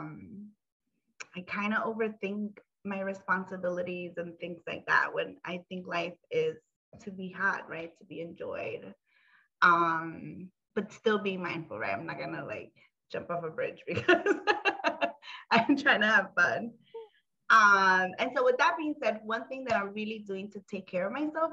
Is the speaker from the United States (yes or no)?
yes; New York City, New York, United States; also born or lived in Honduras (ancestry); I'm from the Bronx, you know, BX all day